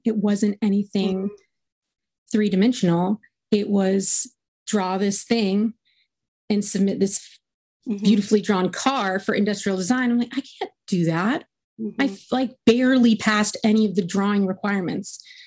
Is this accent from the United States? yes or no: yes; Richmond, Virginia, United States; I grew up in Richmond, Virginia, in like a like a middle class suburb